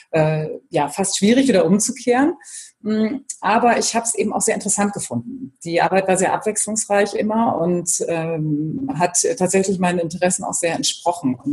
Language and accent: German; Bremen, Germany; also born or lived in Brussels / Frankfurt / Hamburg; in Brüssel und in Frankfurt, über Hamburg dann wieder nach Bremen gekommen. Also bin meiner Heimat treu geblieben.